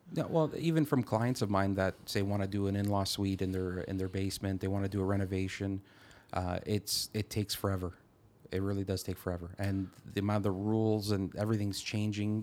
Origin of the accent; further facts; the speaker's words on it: Caledon, Ontario, Canada; I'm from the Caledon area, and Caledon is known for the mo, probably the most around, amount of red tape in the G T